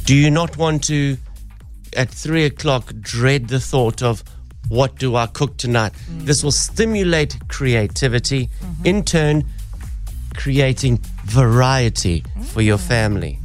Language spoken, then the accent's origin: English; Durban, KwaZulu-Natal, South Africa; moved away; growing up in Durban, being a surfer